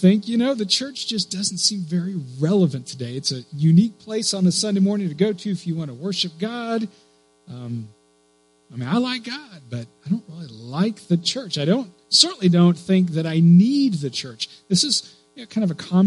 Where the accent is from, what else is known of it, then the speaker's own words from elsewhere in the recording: Clear Lake, United States; When I was a kid, I grew up here in Clear Lake